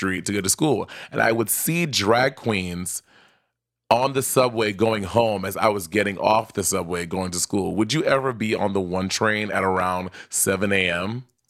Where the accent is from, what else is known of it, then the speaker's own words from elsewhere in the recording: New York City, New York, United States; I grew up in New York City, and when I first went to high school, it was 2005, was my first year in high school